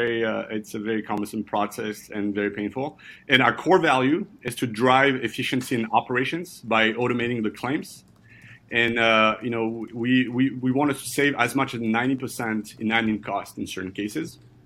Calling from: Brooklyn, New York, United States; I'm calling you from Brooklyn in New York.

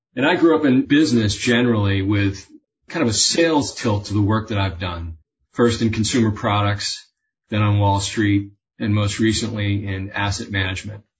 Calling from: Nantucket, Massachusetts, United States; also born or lived in Boston; I'm calling in from Nantucket, coast of Massachusetts.

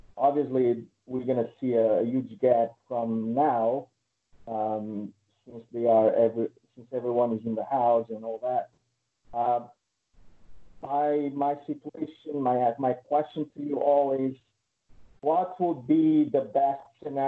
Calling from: Connecticut, United States; I'm here from Connecticut.

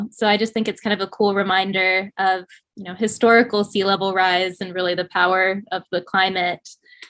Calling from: Nashville, Tennessee, United States; So I'm calling from Nashville, Tennessee

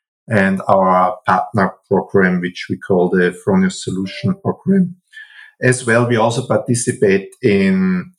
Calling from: Wels, Upper Austria, Austria; I'm calling from Wels. That's a city in Upper Austria.

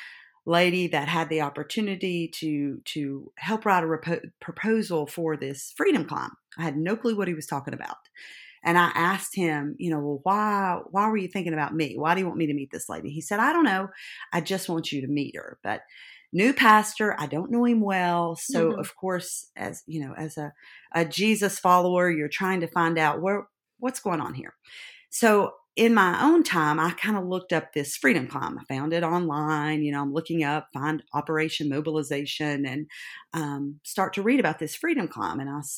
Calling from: Gray, Tennessee, United States; I'm Gray. Anyone know where that is? It's in East Tennessee, up in the tip of Tennessee.

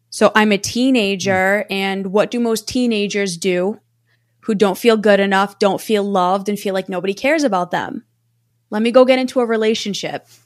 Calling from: Massachusetts, United States; I am near the Boston area. So I am about 35 minutes outside of Boston.

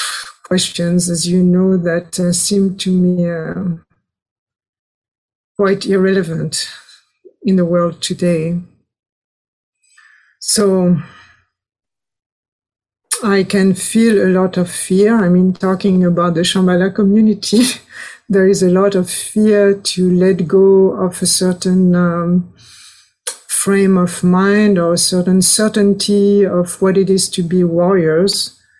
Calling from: France; English is a second language; So I'm speaking from France, and also it's quite idyllic.

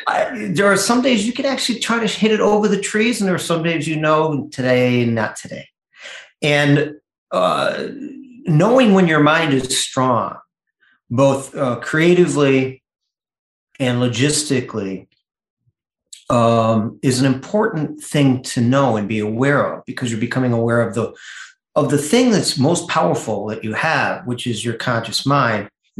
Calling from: Grosse Ile, Michigan, United States; A little island called Gros Isle, Michigan, between Michigan and Canada at the top of Lake Erie.

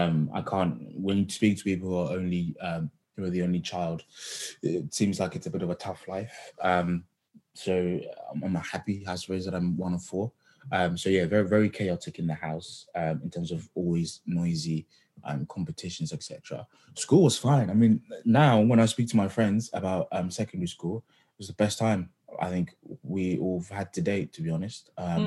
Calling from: London, United Kingdom; So I'm just outside of London, near Tottenham here at the moment.

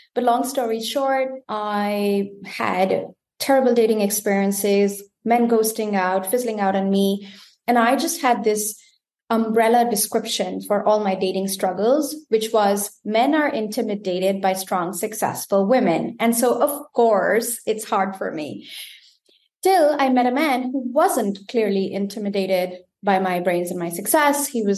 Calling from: Germany; I am tuning in from Germany.

